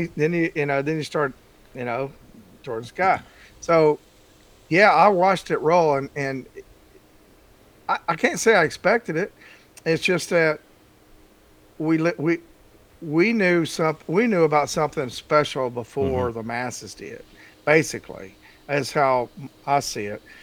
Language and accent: English; Texas, United States; moved away; I grew up in Texas